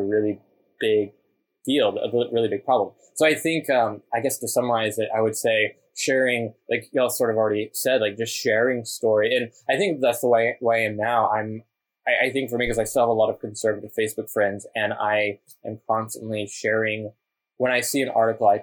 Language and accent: English; Texas, United States; growing up in Texas, there are a lot of migrant workers